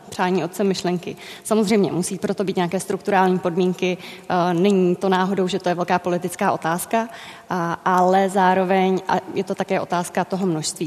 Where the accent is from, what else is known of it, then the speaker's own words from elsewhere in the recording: Czechia; z Česka